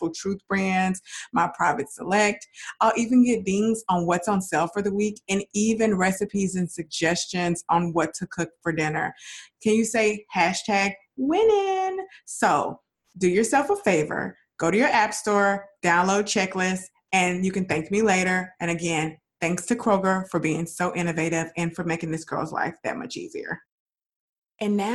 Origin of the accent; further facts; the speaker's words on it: Dallas, Texas, United States; also born or lived in Houston; I'm from Dallas